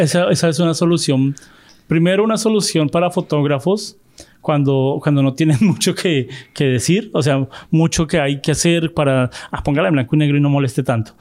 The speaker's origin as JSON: {"language": "Spanish", "country": "Colombia", "accent": "colombiano no paisa", "said": "yo soy de Colombia, nosotros no usamos la palabra güero"}